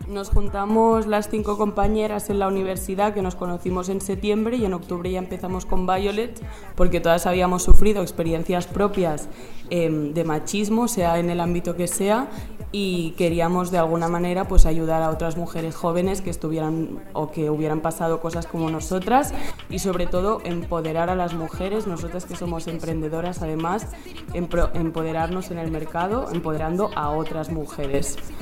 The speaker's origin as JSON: {"language": "Spanish", "town": "Barcelona", "region": "Catalonia", "country": "Spain", "said": "tengo 20 años y soy de Barcelona"}